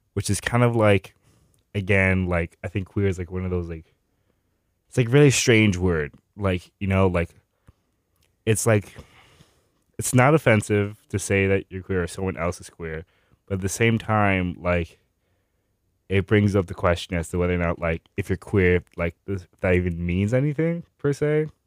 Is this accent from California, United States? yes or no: no; Miami, Florida, United States; my hometown is, uh, Miami